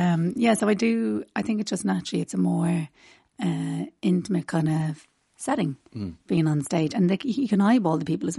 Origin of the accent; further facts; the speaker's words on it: Rathfarnham, Leinster, Ireland; I'm from Rathfarnham.